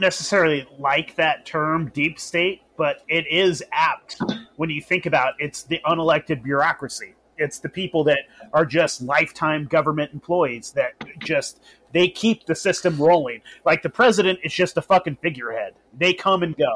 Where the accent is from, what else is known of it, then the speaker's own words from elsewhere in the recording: Humboldt County, Northern California, United States; also born or lived in Vacaville area / Sacramento area; I grew up in Northern California. I grew up in Humboldt County